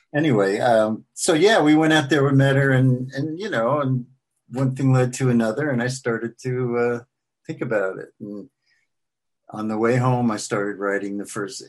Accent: New York City, New York, United States; moved away as an adult; also born or lived in Washington, D.C.; now in Franklin, Tennessee, United States; I grew up in Queens

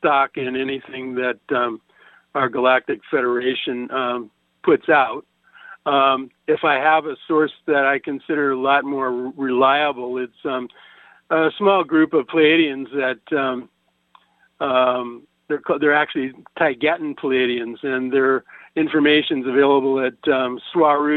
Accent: Nebraska, United States; moved away; I'm originally from Nebraska, next to Missouri, the show me state

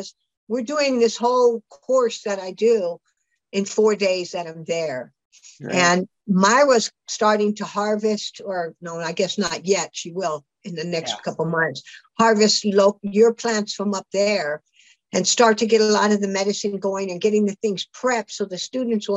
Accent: California, United States; I grew up in California.

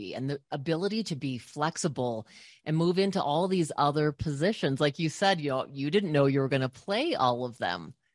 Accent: Colorado, United States; I grew up in Colorado

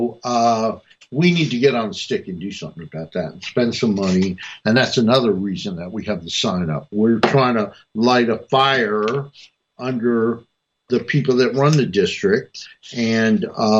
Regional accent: New Jersey, United States; now in Washington, D.C., United States; New Jersey, my home state

